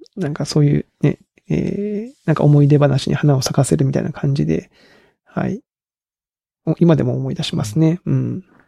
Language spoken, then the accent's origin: Japanese; Kagoshima, Japan; 僕も鹿児島出身なんで